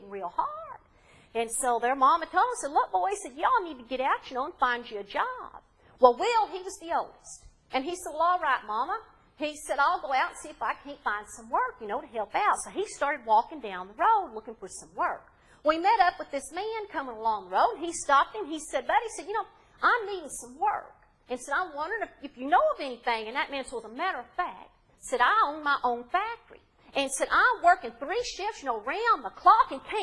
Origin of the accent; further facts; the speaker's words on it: Appalachia, United States; accent: Appalachian; these Appalachian Jack tales that I grew up hearing, and I tell them in my dialects